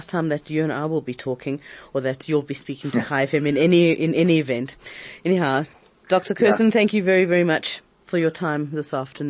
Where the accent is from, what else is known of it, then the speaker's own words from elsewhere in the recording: South Africa; What's in it for me as a South African?